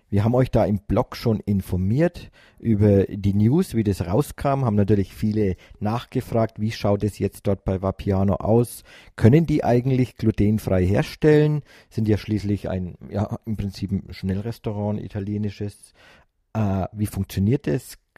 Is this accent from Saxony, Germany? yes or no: no; Nuremberg, Bavaria, Germany; Wir als Nürnberger haben uns die Nürnberger Filiale ausgesucht.